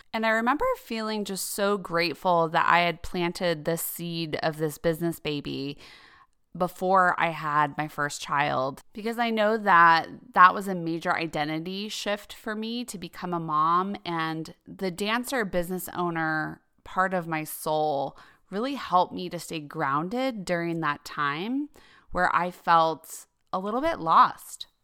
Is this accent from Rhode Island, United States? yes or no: no; Denver, Colorado, United States; moved away as an adult; also born or lived in New York City; I grew up in Denver, Colorado